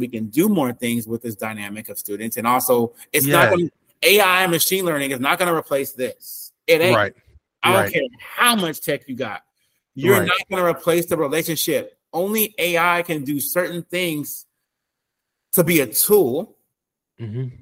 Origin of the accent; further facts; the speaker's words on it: West Coast, United States; I'm not from the South, you know what I'm saying? I'm from the West Coast